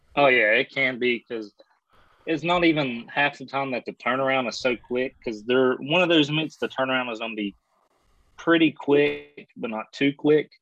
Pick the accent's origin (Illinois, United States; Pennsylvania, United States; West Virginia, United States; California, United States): West Virginia, United States; I'm from West Virginia here